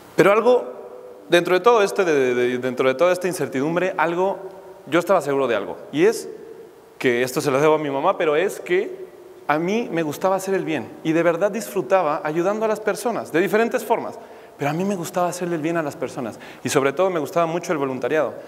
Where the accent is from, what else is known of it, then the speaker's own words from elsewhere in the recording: Mexico City, Mexico; Yo crecí en México, de la Ciudad de México